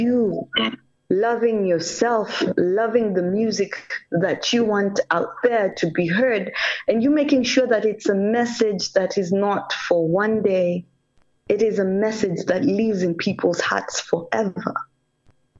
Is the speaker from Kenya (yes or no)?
yes; Kenya; English is a second language; I'm a Kenyan because my parents intermarried